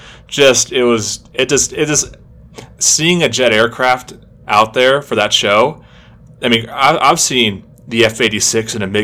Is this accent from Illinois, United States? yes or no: no; Southern Idaho, United States; growing up in Southern Idaho